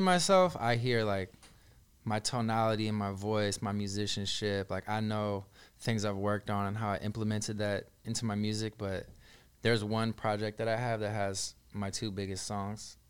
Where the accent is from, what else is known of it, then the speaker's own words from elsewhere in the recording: the Bay Area, California, United States; I'm from the Bay.